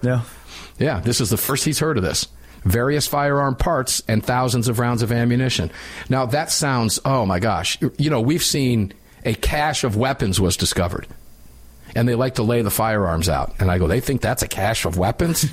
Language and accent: English; Tampa, Florida, United States; Tampa Field Division, my hometown